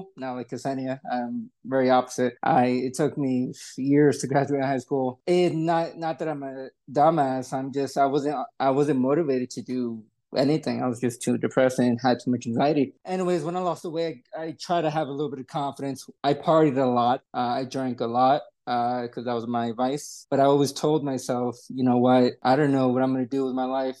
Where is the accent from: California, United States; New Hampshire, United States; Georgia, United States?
Georgia, United States; Atlanta; also born or lived in New York; I was born in New York, came to Atlanta when I was 8 years old. So I grew up in Georgia